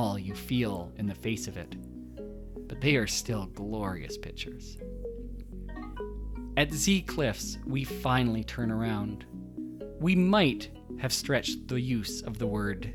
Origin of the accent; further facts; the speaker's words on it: Canada; we're Canadian